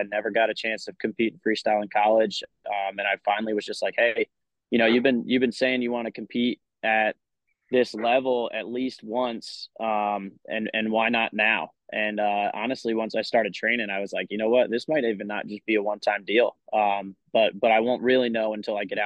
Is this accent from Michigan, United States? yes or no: no; Warwick, New York, United States; moved away as an adult; now in South Carolina, United States; I grew up in Warwick Valley